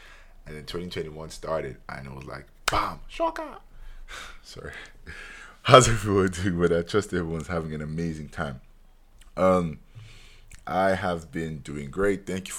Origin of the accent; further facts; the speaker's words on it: Nigeria; As a Nigerian, you're born with 5 to 10 aunties and uncles by default.